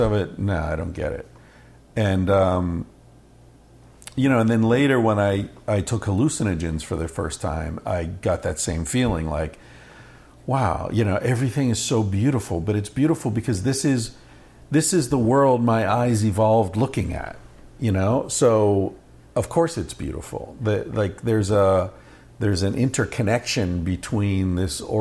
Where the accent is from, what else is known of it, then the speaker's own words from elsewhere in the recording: Western Pennsylvania, United States; When I was a kid growing up in Western Pennsylvania, from about 8 to 14 or so